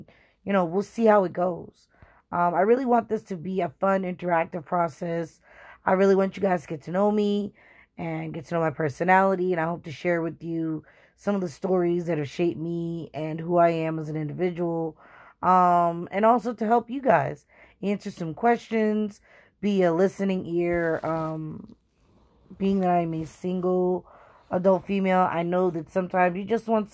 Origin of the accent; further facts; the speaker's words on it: Boston, Massachusetts, United States; born and bred in Boston